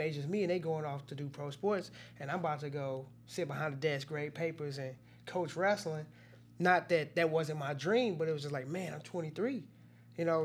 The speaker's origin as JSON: {"language": "English", "town": "Cahokia", "region": "Illinois", "country": "United States", "tie": "born or raised there", "also_born_or_lived": "Washington Park, Illinois / East St. Louis, Illinois", "said": "growing up in East Saint Louis and Cahokia"}